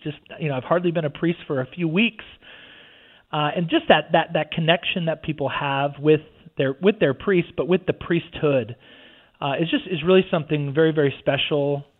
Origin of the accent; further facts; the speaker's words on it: Houston, Texas, United States; moved away as an adult; also born or lived in Syracuse, New York / Northern California / Boston; now in Stillwater, United States; I mostly associate with Houston, Texas. So we moved there when I was in second grade. And so I grew up in the suburbs of Houston, Texas, St. Martha's Catholic Church in Kingwood, Texas. Graduated from high school there, was confirmed there